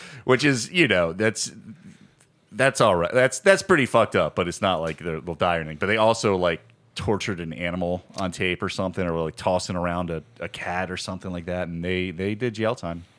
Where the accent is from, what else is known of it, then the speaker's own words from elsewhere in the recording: Virginia, United States; I grew up in Virginia